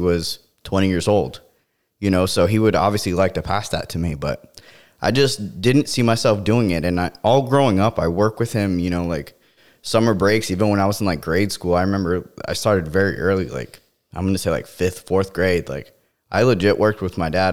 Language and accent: English; Florida, United States; growing up in Florida